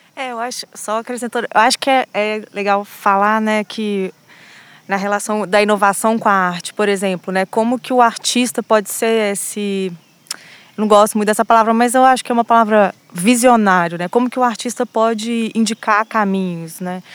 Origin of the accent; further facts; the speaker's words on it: Belo Horizonte, Minas Gerais, Brazil; moved away as an adult; also born or lived in France; Eu sou de Belo Horizonte